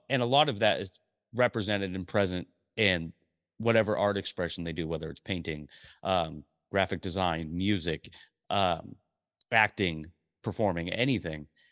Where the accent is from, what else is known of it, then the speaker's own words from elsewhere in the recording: Portland, Oregon, United States; also born or lived in Tulare, California; now in Vancouver, Washington, United States; we moved to Portland Portland, Oregon when I was three years old, so I, I, I'm a Portland landing, I grew up in Portland